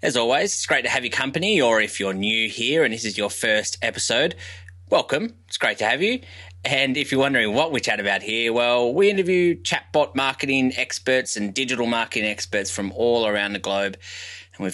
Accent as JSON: {"language": "English", "country": "Australia", "accent": "harsh Australian", "said": "my harsh Australian accent"}